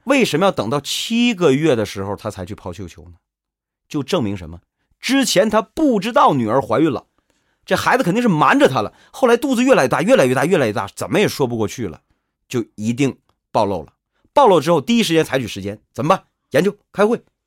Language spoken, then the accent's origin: Chinese; Shenyang, Liaoning, China; 我是沈阳人